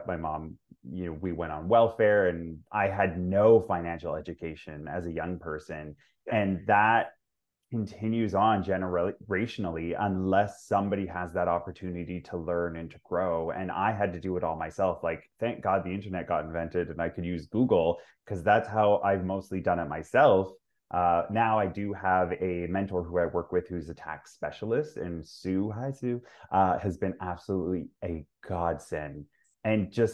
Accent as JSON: {"language": "English", "town": "Vancouver", "region": "British Columbia", "country": "Canada", "tie": "born or raised there", "said": "I grew up in Vancouver as well, like in BC."}